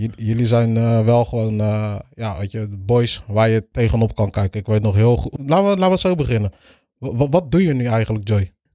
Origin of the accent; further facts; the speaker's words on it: Capelle aan den IJssel, South Holland, Netherlands; also born or lived in Rotterdam; ook heel mijn leven in Capelle gewoond. Geboren in Rotterdam.